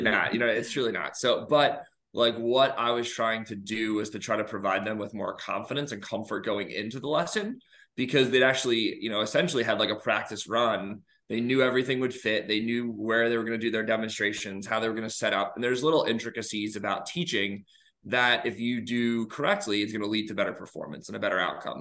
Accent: New York, United States; moved away as an adult; also born or lived in Georgia / Alabama; now in Illinois, United States; I am originally from New York

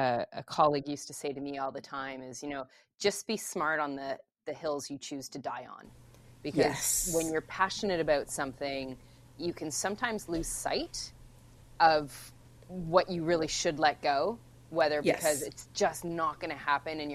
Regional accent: Canada; I'm Canadian

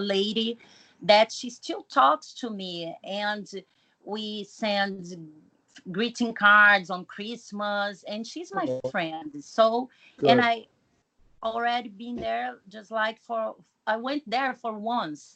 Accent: Brazil; I'm from Brazil

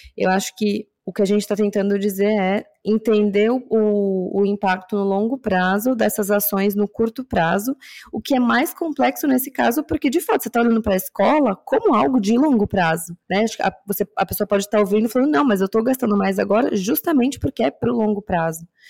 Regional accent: São Paulo, Brazil; eu cresci na Zona Norte de São Paulo

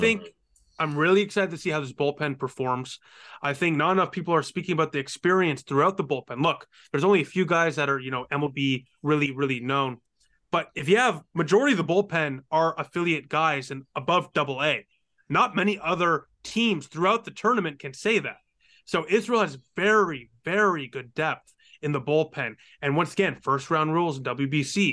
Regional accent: Canada; I'm Canadian

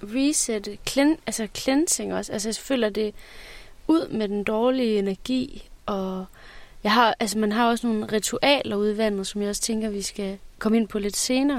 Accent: Fjaltring, Central Denmark Region, Denmark; moved away; jeg voksede op ved Vestkysten. Ja. Så øh, ved Fjaltring Strand

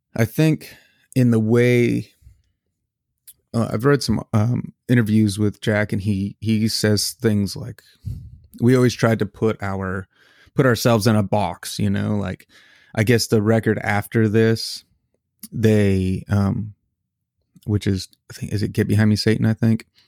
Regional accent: Canada; now in United States; I am a Canadian citizen

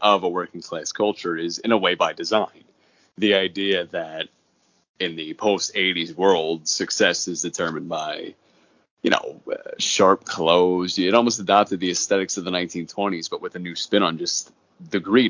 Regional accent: Long Island, New York, United States; I grew up on Long Island

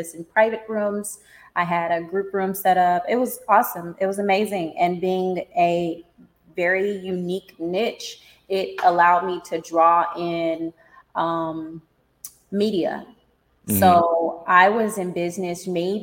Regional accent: California, United States; moved away as an adult; also born or lived in Nevada; I'm originally from Cali

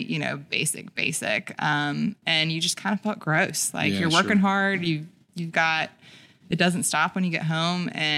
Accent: Philadelphia, Pennsylvania, United States; now in Birmingham, United States; growing up in Philadelphia.

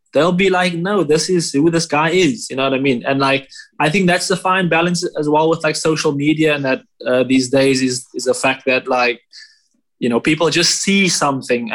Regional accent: South Africa; I'm South African

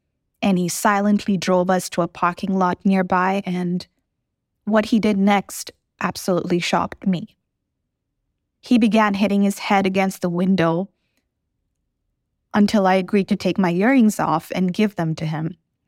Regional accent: Dubai, United Arab Emirates; The first memory I have of being a kid was growing up in Dubai with my dad heavily drunk, hitting my mom. Those were turbulent times considering we were in such a situation as an expat in a foreign country.

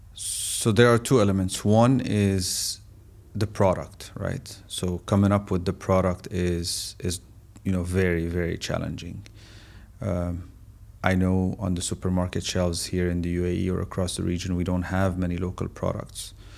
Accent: Syria; moved away as an adult; now in United Arab Emirates; I'm originally from Syria

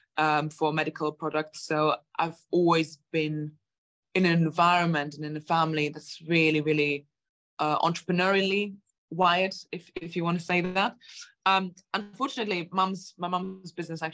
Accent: Germany; moved away as an adult; also born or lived in Latvia; now in United Kingdom; I'm originally from Germany and Latvia, where my parents are from. I came to the UK when I was 18, just turned 19

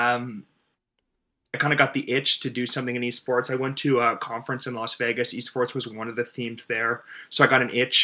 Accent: Toronto, Ontario, Canada; I'm from Toronto. I grew up loving gaming and loving sports.

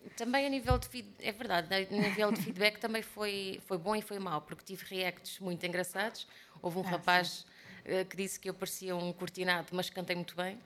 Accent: Portugal

